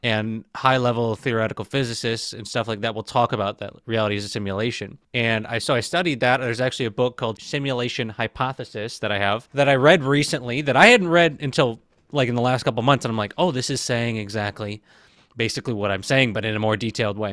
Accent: Michigan, United States; moved away as an adult; also born or lived in Tampa, Florida / Phoenix, Arizona; I was living in Michigan, born and raised in Michigan. Not born, I was born in Tampa, Florida, but for most of my life, I lived in Michigan.

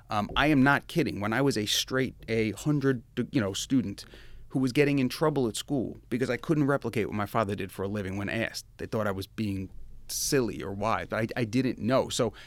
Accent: Kings Park, New York, United States; 1981, I was born, New York, Kings Park, New York. That is in Long Island. So I'm a New Yorker in this state

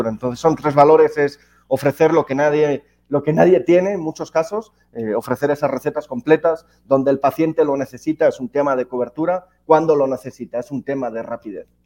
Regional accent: Alicante, Valencian Community, Spain; moved away as an adult; now in Mexico; soy español, ya más mexicano que, alicantino, que español. Llevo ya 11 años en México, mujer mexicana

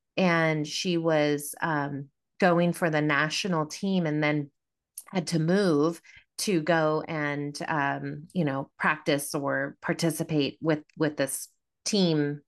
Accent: Davis, California, United States; I grew up in Davis, California

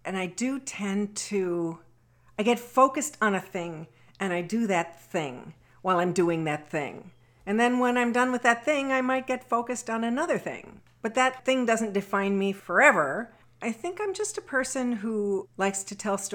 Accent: DeKalb, Illinois, United States; also born or lived in Lawrence, Kansas; I grew up in DeKalb, Illinois.

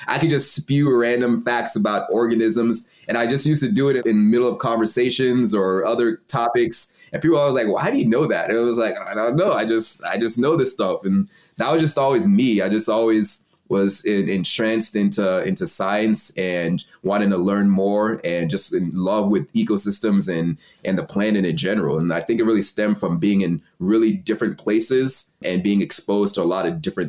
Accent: Texas, United States; also born or lived in Cameroon; So I was born in Texas, but my dad's side is from Nigeria and my mom's side is from Cameroon. So when they had me, they're still in school. And so they sent me back home to Cameroon. My aunt raised me for 5 years. And then I came back to Texas

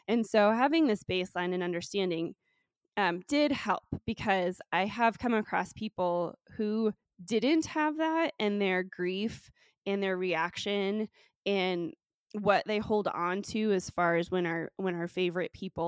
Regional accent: San Francisco, California, United States; now in Colorado, United States; So I'm originally from California and was born in San Francisco. And I am first generation on my dad's side and second generation on my mom's side. So both my parents are of Russian descent.

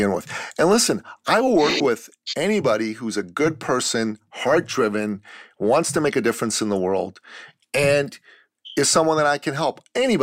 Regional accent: Iran; moved away; I'm a Christian from the Middle East, from Iran. I left my country because I used to live in tyranny, and I came to the free West

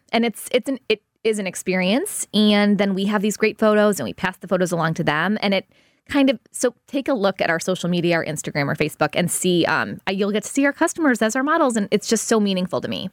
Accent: United States; also born or lived in Los Angeles / Chicago; I grew up in South City

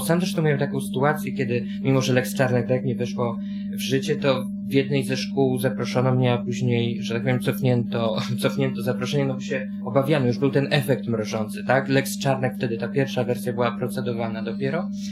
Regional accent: Warsaw, Masovian Voivodeship, Poland; chodziłem do szkoły na warszawskiej pracy, gdzie mieszkam od urodzenia

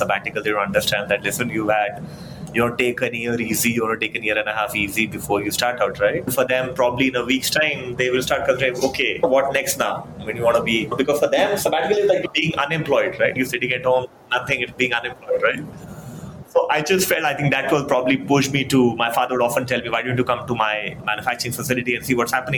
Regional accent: Faridabad, Haryana, India; I come from Faridabad

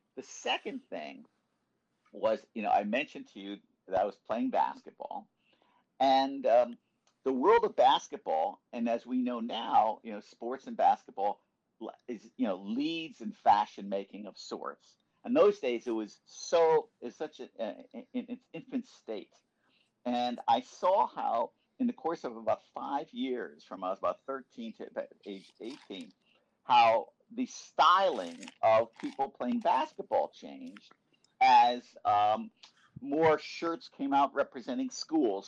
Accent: Norwalk, Connecticut, United States; I grew up in uh, Norwalk, Connecticut, uh, which is in the kind of suburban uh, ring near New York City

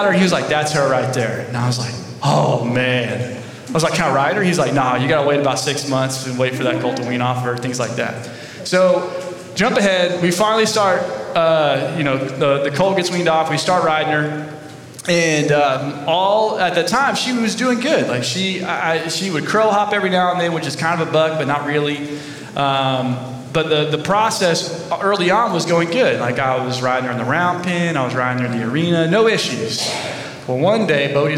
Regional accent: Georgia, United States; moved away as an adult; now in Columbus, Texas, United States; I'm from Georgia, right? When you're from Georgia, you're not country as in like Texas

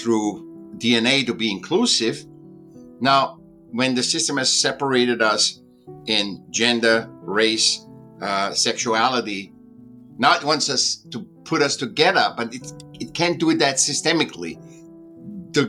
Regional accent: Vienna, Austria; I was born in Vienna, Austria. I was a sick child. I went to school when I was 7

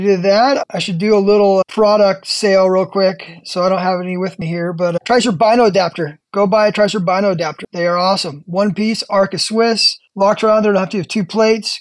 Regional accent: California, United States; I'm from California

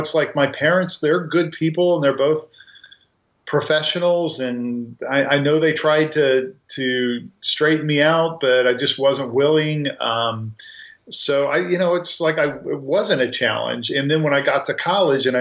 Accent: Grandview, Missouri, United States; I grew up in a south suburb of Kansas City called Grandview

